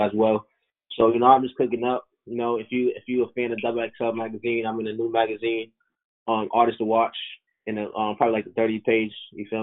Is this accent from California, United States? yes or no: no; Boston, Massachusetts, United States; Boston, my hometown